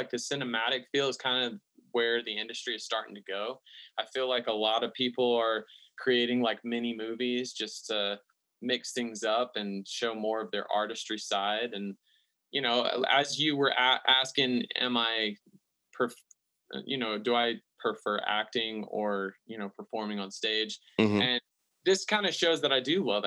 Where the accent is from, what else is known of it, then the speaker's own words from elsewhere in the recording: the South, United States; I'm from the South, like country has just definitely always been a part of my upbringing